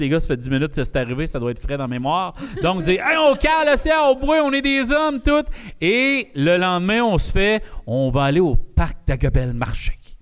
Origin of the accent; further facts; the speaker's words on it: Val-d'Or, Quebec, Canada; je viens de Sullivan